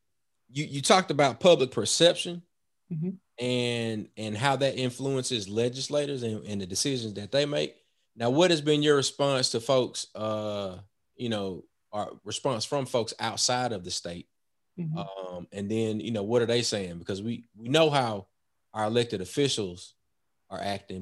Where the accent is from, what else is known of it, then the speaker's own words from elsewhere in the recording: Mobile, Alabama, United States; also born or lived in Jackson, Mississippi; now in Mississippi Gulf Coast, United States; I'm originally from Mobile.